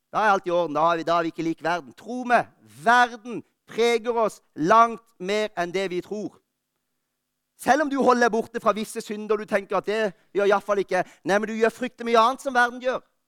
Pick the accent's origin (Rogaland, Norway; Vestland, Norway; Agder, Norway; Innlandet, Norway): Agder, Norway; Lista; moved away; Jeg var hjemme på Lista i jula